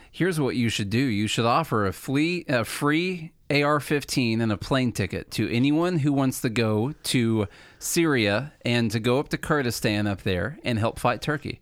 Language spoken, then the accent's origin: English; Illinois, United States; moved away as an adult; now in Nashville, United States; we came from Illinois. The, Charlie and I both did. We went to school together in Illinois